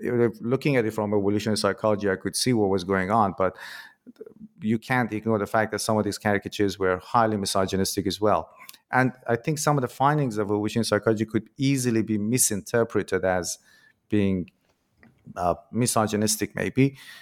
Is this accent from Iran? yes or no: yes; Iran; moved away; I'm originally from Iran in my country